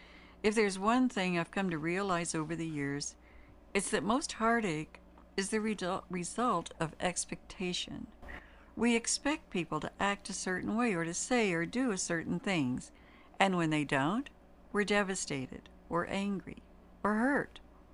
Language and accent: English; Daytona Beach, Florida, United States; born there; Although I was born in Daytona Beach, lo, those many years ago, and the majority of my family members had lived all over the state